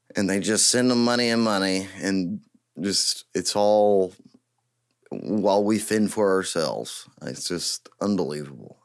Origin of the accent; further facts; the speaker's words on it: East Texas, United States; I am from East Texas, and I was born and raised in East Texas